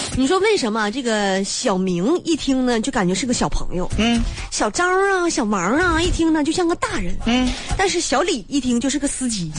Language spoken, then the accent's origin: Chinese; Northeast China, China; 大家都知道我是东北人啊